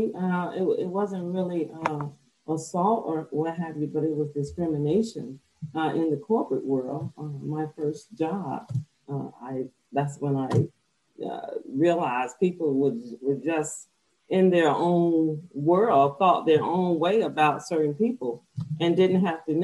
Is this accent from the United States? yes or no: yes; Alabama, United States; now in Hawaii, United States; I'm from Alabama. I'm right now located in Hawaii.